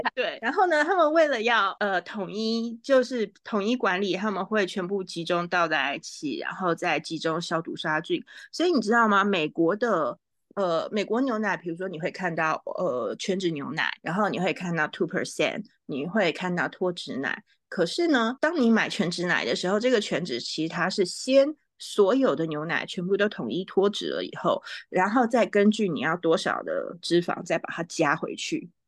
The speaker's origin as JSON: {"language": "Chinese", "town": "Taipei", "country": "Taiwan", "tie": "born or raised there", "also_born_or_lived": "New York", "moved": "yes", "said": "我在台北长大，我也从来没有想上一零一耶"}